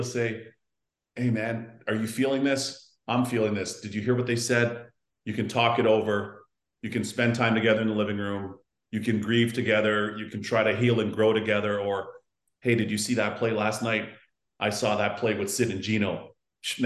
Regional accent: Toronto, Ontario, Canada; we grew up on the Canadian Tire cash.

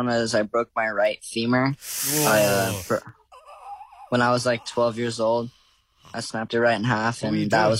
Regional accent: Australia; also born or lived in United States; growing up in Australia

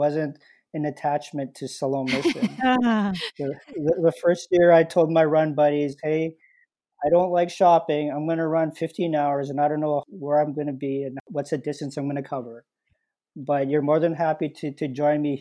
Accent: Winnipeg, Manitoba, Canada; I grew up in the North End

